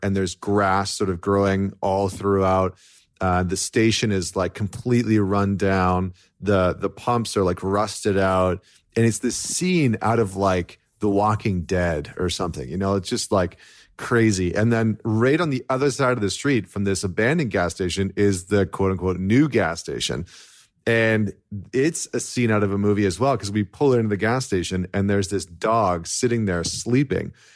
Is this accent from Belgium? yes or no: no; Canada; as a Canadian